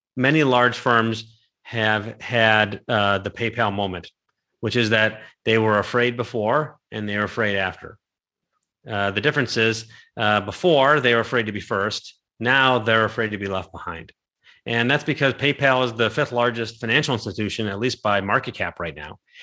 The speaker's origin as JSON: {"language": "English", "town": "Cleveland", "region": "Ohio", "country": "United States", "said": "I'm from Cleveland"}